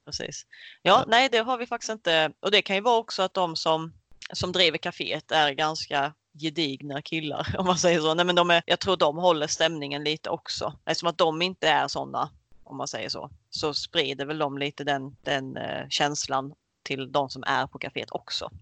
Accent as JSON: {"language": "Swedish", "town": "Karlshamn", "region": "Blekinge", "country": "Sweden", "said": "jag kommer från Karlshamn eh, som ligger i lilla Blekinge"}